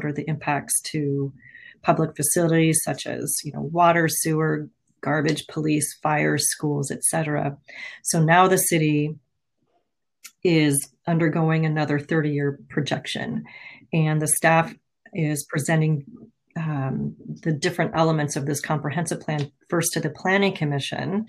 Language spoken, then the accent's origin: English; Colorado, United States; moved away as an adult; also born or lived in San Diego / Washington State; now in Redmond, United States; I grew up in Colorado and worked for a couple of cities just outside of Denver